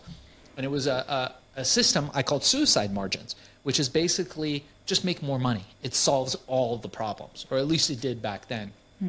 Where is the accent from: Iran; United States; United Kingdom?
Iran; moved away; Things were very different where I came from. We came from Iran. It was more built around the family structure.